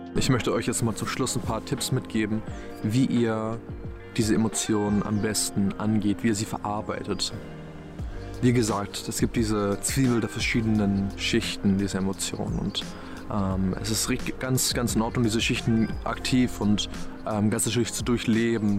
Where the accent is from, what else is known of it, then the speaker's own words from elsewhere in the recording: Black Forest, Baden-Württemberg, Germany; now in Berlin, Germany; wo ich auch hier in meinem ja, Heimatdorf bin im Schwarzwald